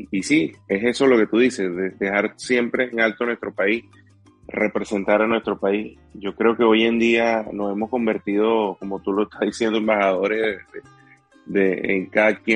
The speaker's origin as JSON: {"language": "Spanish", "country": "Venezuela", "moved": "yes", "said": "la mitad de mis seguidores están en Venezuela, más del 40% de las personas que me siguen están en mi país. Y, yo creo que es un agradecimiento, lo estoy haciendo por agradecimiento realmente de este show para, ellos, que, quizás en Venezuela no hubiese podido tener la plataforma"}